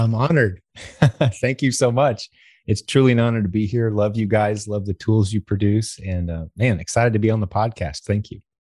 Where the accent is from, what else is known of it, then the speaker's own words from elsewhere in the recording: United States; as an American